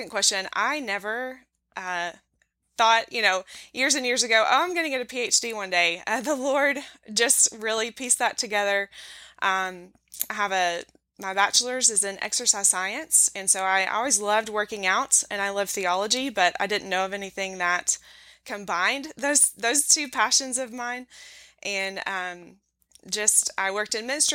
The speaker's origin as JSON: {"language": "English", "town": "Knoxville", "region": "Tennessee", "country": "United States", "tie": "born or raised there", "said": "I am back in my hometown of Knoxville, Tennessee"}